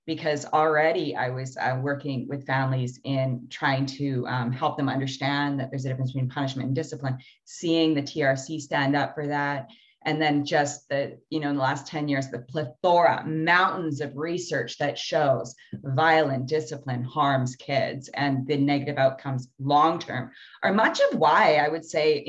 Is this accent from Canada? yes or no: yes; Canada; the way that we grew up in Canada now and our history that brought this here.